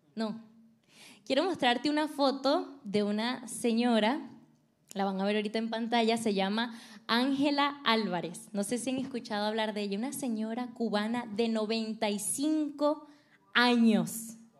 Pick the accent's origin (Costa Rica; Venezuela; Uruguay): Venezuela; moved away as an adult; now in United States; yo soy venezolana, me vine acá a Estados Unidos hace aproximadamente siete años